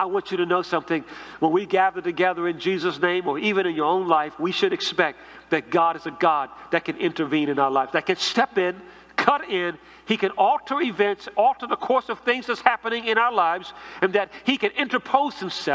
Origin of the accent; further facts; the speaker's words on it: Washington, District of Columbia, United States; growing up in a church where I grew up in Northeast D.C.